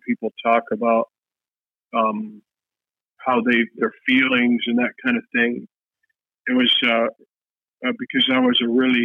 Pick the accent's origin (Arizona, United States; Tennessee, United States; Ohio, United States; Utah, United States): Ohio, United States; moved away as an adult; also born or lived in Fairbanks, Alaska / Kipnuk, Alaska; now in Bethel, United States; I'm originally from Ohio. I went to Fairbanks. I went to UAF in 1988